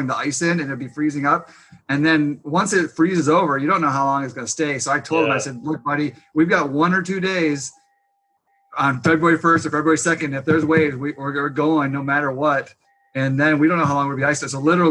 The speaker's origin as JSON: {"language": "English", "town": "Grand Haven", "region": "Michigan", "country": "United States", "tie": "born or raised there", "also_born_or_lived": "Jackson Hole, Wyoming", "said": "I grew up in Grand Haven, and we moved back here"}